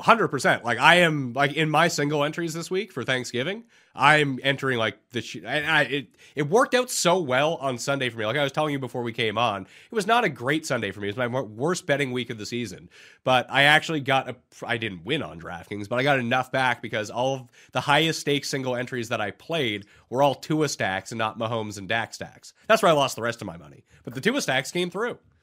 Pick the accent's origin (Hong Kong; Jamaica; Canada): Canada; being Canadian, ah, it's not really a holiday up here.